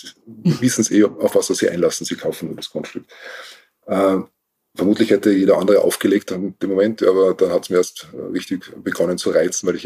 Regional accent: Salzburg, Austria; now in Wienerwald, Austria; tatsächlich, ich bin als Jugendlich oder als Kind in Salzburg in einem alten Haus aufgewachsen.

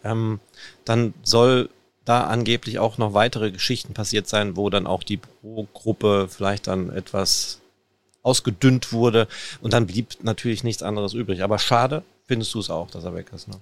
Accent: Ruhr area, North Rhine-Westphalia, Germany; wir sind im Pott, wir kommen aus dem Pott.

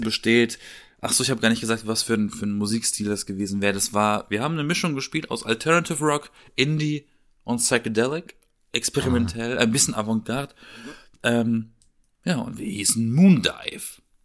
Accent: Southern Germany, Germany; in meiner Heimat, so im, im, im Süden, ne? Alles eher dörflich, kleinstadtmäßig

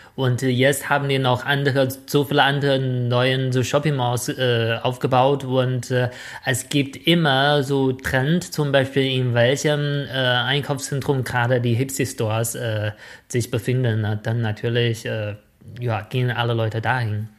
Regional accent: Shijiazhuang, Hebei, China; accent: northern Chinese dialect; German is a second language; moved away; in meiner Heimatstadt Shijiazhuang

